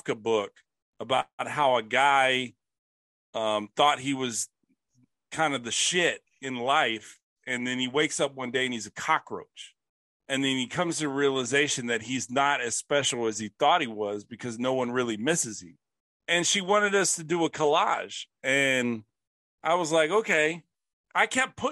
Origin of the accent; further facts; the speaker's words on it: Bastrop, Texas, United States; I'm from Bastrop, Texas